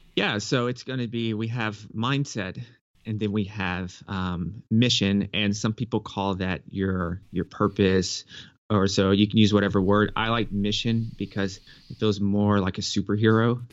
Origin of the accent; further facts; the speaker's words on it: Nashville, Tennessee, United States; I grew up in Nashville, Tennessee